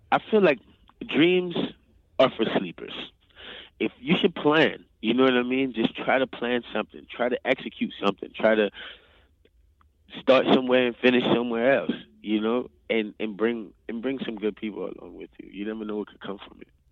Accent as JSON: {"language": "English", "town": "New Orleans", "region": "Louisiana", "country": "United States", "said": "I'm actually from New Orleans"}